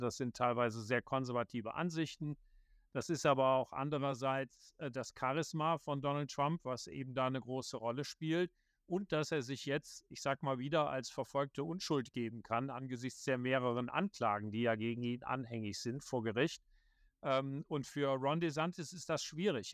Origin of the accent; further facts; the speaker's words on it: Viersen, North Rhine-Westphalia, Germany; moved away as an adult; also born or lived in Bonn; now in Washington, D.C., United States; bei der Rheinischen Post in Viersen am Niederrhein, wo ich geboren bin